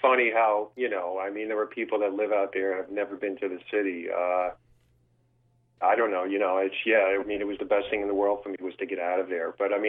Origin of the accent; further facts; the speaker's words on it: New York City, New York, United States; also born or lived in Los Angeles, California / Manhattan, New York; I grew up on Staten Island, New York. I left probably when I was about 19. I went out to California, went to Los Angeles for about a year or two. And then I came back and moved into Manhattan and never turned back, you know?